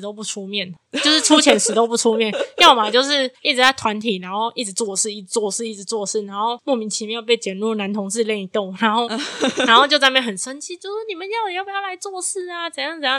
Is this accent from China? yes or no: no; Taiwan; 我身为这个国家的人，我身为一个台湾人